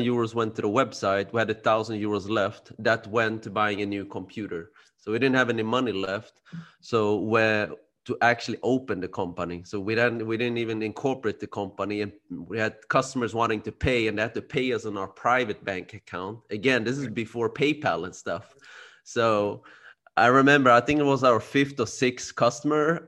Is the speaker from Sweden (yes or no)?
yes; Sweden; now in Spain; I was born and raised in Sweden, like you said. My parents are from Cambodia.